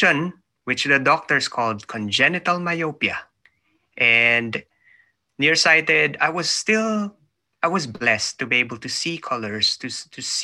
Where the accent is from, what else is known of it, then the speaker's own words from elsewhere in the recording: Manila, Metro Manila, Philippines; moved away as an adult; now in New Zealand; I was born in the Philippines. I was born in Manila. I'm in New Zealand now, living, working here with my family, but I was born in Manila, so up to a few years ago, I just moved here